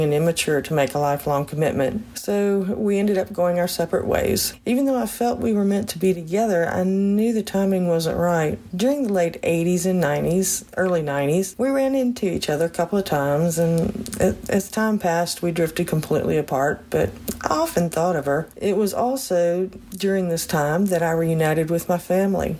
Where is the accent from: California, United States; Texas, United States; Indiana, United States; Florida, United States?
Texas, United States; moved away; I was born and raised in Texas.